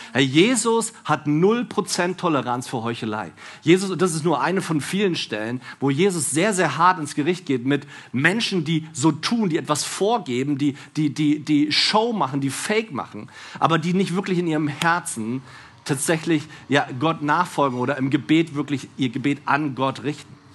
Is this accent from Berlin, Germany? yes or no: yes; Berlin, Germany; ich bin Berliner